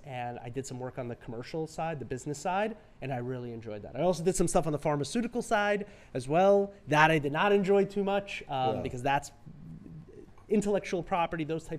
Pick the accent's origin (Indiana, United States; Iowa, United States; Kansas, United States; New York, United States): New York, United States; New York City; also born or lived in Rockland County, New York; a New Yorker. I grew up in Flushing, Queens, lived in Rockland County, New York City, went to school in the city, Lexington and 24th, right?